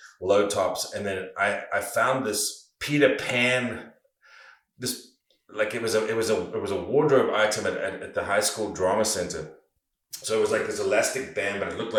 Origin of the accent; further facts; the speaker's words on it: South Africa; growing up in South Africa